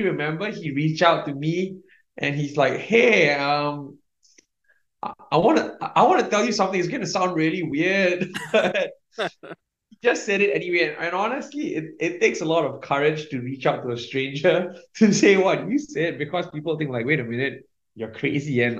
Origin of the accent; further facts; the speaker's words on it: Singapore; So I was raised in born and raised in Singapore.